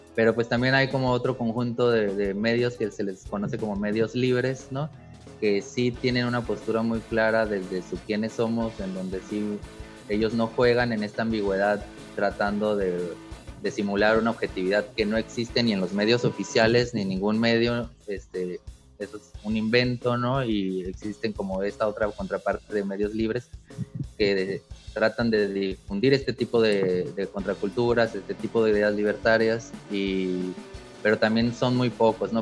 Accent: Mexicali, Baja California, Mexico; yo soy de Mexicali, Baja California, soy del norte

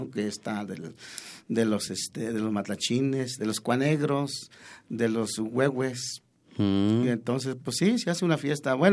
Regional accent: Huejutla, Hidalgo, Mexico; nosotros somos de la, bueno, no somos directamente de Huejutla, sino pertenecemos a una comunidad que se llama Oshale

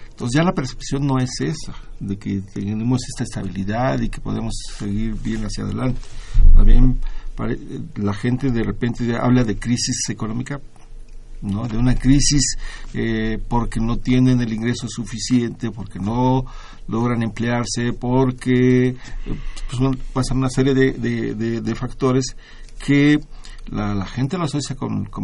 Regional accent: Mexico; de nosotros como mexicanos, aquí vivimos y aquí la sufrimos

